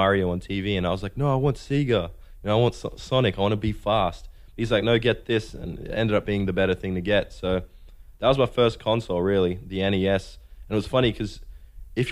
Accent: Perth, Western Australia, Australia; I'm from Perth. I think there's about 2 million people in the city. It's rapidly grown recently. It's been growing, and one side's desert, as I said. One side's the Indian Ocean. Underneath us, we got Antarctica, and it's just isolated, but it's a great place to grow up.

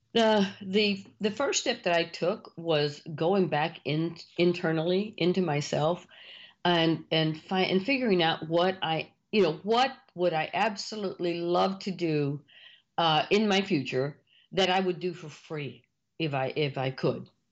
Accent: Mission, Texas, United States; you're born and raised in Mission, Texas

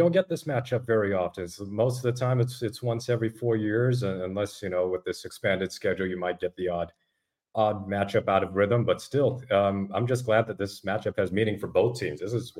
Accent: Bay Area, California, United States; also born or lived in Las Vegas, Nevada; now in Seattle, United States; I'm a Bay Area native. I'm from California.

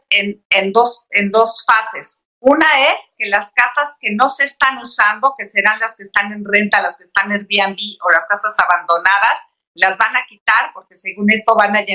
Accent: Mexico; no aceptamos motes, no aceptamos pis, no aceptamos ninis, no aceptamos tairos, todos somos mexicanos.

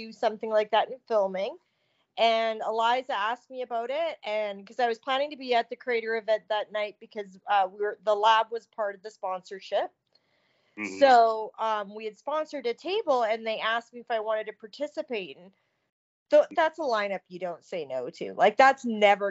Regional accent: Canada; I come from Canada

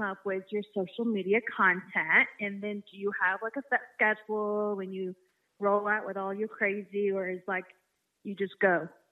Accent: Orange, Texas, United States; now in Longview, United States; I live in Longview, Texas, um, I was raised in Orange, Texas

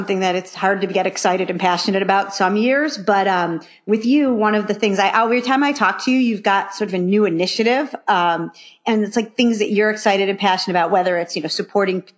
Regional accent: Buffalo, New York, United States; growing up in Buffalo

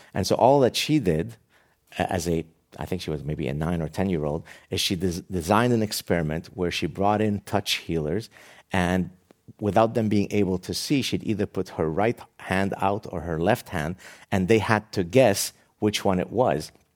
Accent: Lebanon; moved away; my very tragic childhood growing up in the Lebanese Civil War

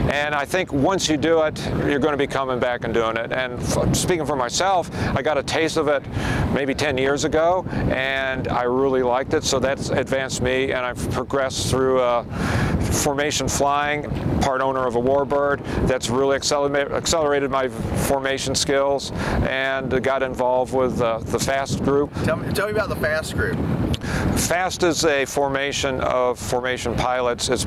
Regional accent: Phoenix, Arizona, United States; But I myself, I'm from Phoenix, Arizona.

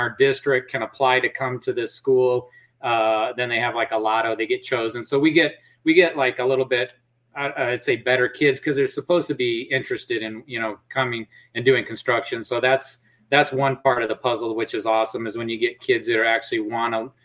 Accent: Mason City, Iowa, United States; now in Texas, United States; I grew up in Mason City, Iowa

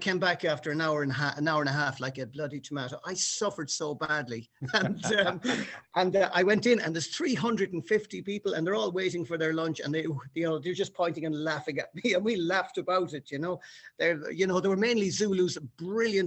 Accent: Ireland; being the Irishman

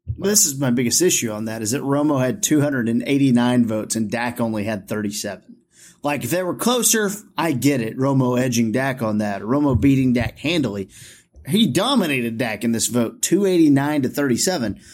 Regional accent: Olney, Texas, United States; my hometown of Olney, Texas

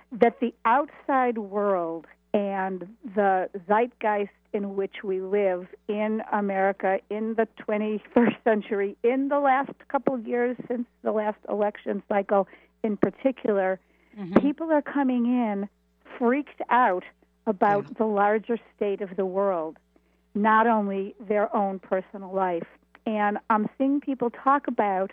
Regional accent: Buffalo, New York, United States; now in Boston, United States; I grew up in Buffalo, New York.

